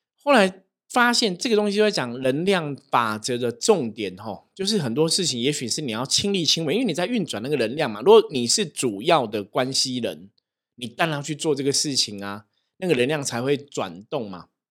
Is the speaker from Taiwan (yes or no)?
yes; Taiwan; 我们在台湾，我们是台湾人